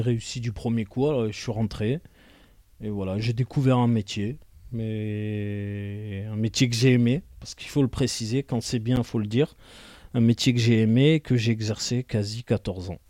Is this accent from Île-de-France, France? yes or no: no; Marseille, Provence-Alpes-Côte d'Azur, France; je suis né en 1980 à Marseille